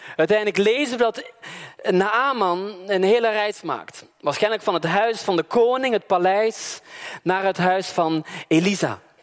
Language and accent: Dutch; Belgium; moved away; Maar ik kom uit België